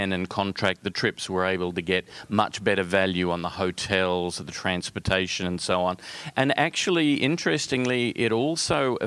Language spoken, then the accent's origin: English; Australia; accent: Australian; Being Australian, which is where the accent comes from